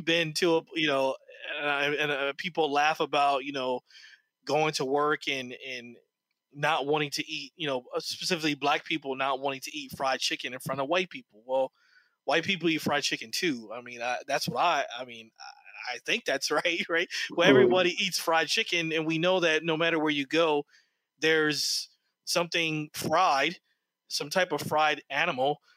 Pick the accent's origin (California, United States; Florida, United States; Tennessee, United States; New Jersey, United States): New Jersey, United States; also born or lived in Detroit, Michigan; now in Charleston, United States; I grew up in New Jersey